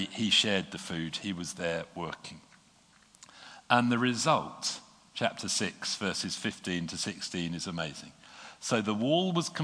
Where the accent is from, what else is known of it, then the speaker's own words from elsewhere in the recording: United Kingdom; being British